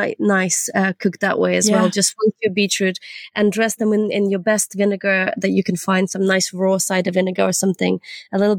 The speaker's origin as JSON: {"language": "English", "town": "Nova Kakhovka", "region": "Kherson Oblast", "country": "Ukraine", "tie": "born or raised there", "also_born_or_lived": "Leeds, United Kingdom", "moved": "yes", "lives_now": "United Kingdom", "said": "from Kachovka, from my hometown."}